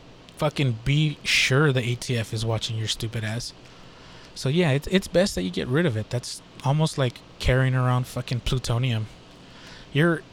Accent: Texas, United States; I'm from Texas.

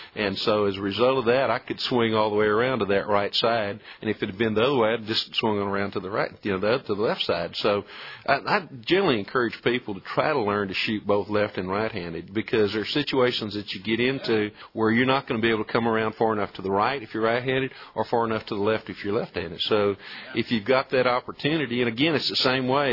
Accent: Colorado County, Texas, United States; When I was a youngster growing up in Colorado County

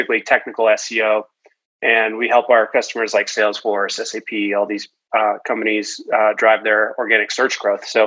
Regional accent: Boston, Massachusetts, United States; I was a ski racer growing up from the East Coast. I'm from the Boston area

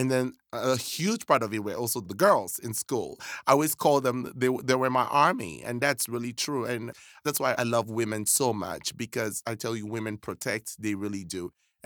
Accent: Cameroon; moved away; I was born and raised in West Africa, precisely Cameroon

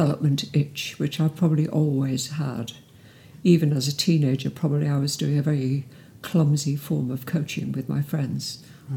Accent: Cardiff, Wales, United Kingdom; moved away as an adult; also born or lived in Bristol; I'm from South Wales, from Cardiff. And I escaped from Cardiff at 18

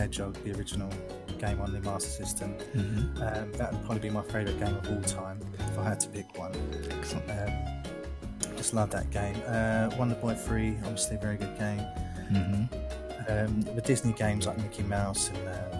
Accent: London, United Kingdom; now in Essex, United Kingdom; I was born and raised in London, England. I currently live in Essex in England

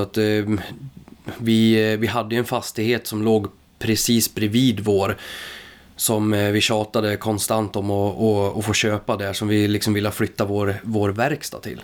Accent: Grythyttan, Örebro County, Sweden; moved away as an adult; now in Säter, Sweden; Jag kommer ifrån eh, Grythyttan

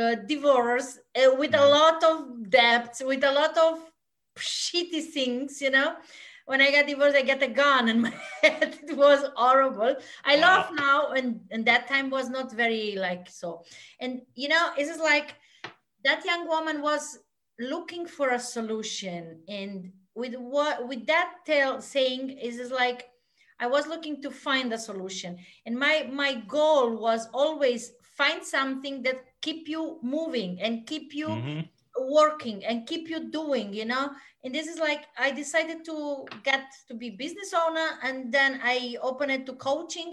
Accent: Austria; moved away as an adult; now in Mallorca, Spain; I am from Austria. I am Austrian, living in Spain because of the weather

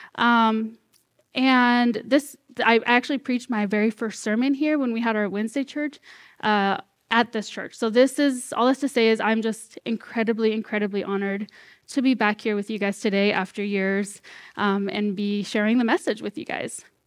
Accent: Corning, California, United States; moved away as an adult; also born or lived in Red Bluff, California; now in Vancouver, Washington, United States; born and raised here, well, in Corning, so, like, fifteen minutes away

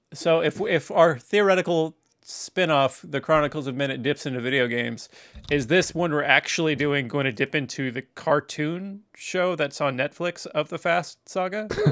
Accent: Tacoma, Washington, United States; I was born in Tacoma

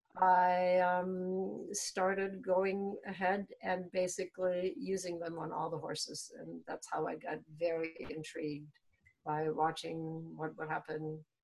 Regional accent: Germany; moved away as an adult; now in Maryland, United States; I was born in Germany and raised there and went through the apprenticeship

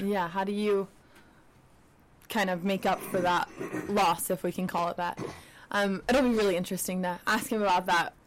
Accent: Utah, United States; growing up in Utah

